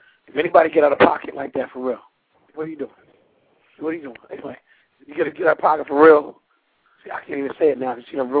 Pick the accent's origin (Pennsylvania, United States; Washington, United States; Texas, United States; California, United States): Pennsylvania, United States; Philadelphia; I'm from North Philly. Shout out to Area Ave, EA all day.